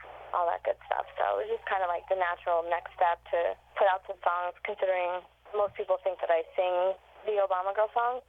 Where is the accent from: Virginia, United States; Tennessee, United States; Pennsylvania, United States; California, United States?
Pennsylvania, United States; now in New York City, United States; that's my home state